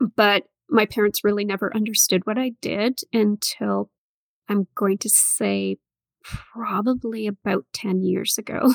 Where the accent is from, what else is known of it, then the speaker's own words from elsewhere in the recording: Northern Ontario, Canada; I grew up in Northern Ontario